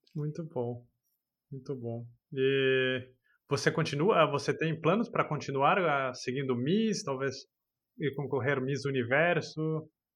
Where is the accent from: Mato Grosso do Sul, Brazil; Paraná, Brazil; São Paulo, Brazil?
São Paulo, Brazil; moved away; no Brasil eu sou de São Paulo